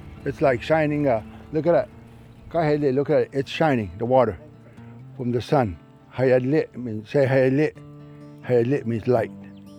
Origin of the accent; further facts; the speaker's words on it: Highland tree island, Everglades, Florida, United States; So that's when we moved from Castellapo all the way to that island. And that's where I was born, and most of our brothers and sisters.